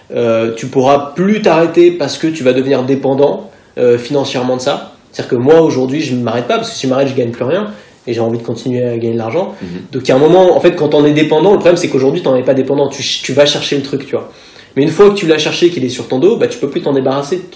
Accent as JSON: {"language": "French", "town": "Paris", "region": "Île-de-France", "country": "France", "tie": "born or raised there", "said": "je suis né à Paris"}